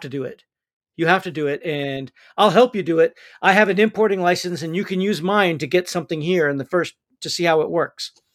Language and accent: English; United States; I'm an American guy